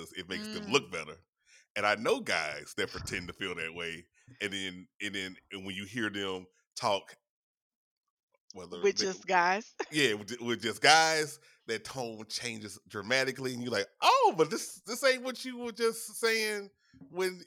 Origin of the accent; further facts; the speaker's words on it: Louisiana, United States; I'm from Louisiana